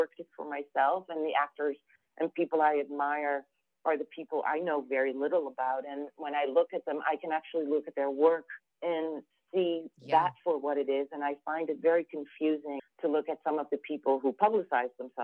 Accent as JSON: {"language": "English", "town": "Amsterdam", "region": "North Holland", "country": "Netherlands", "tie": "born or raised there", "moved": "yes", "lives_now": "New York City, United States", "said": "as a European and as somebody who was born and raised in Amsterdam"}